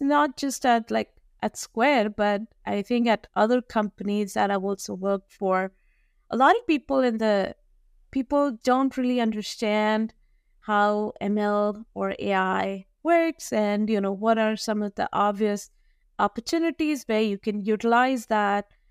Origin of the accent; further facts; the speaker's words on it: New Delhi, Delhi, India; I was, uh, born and raised in New Delhi, India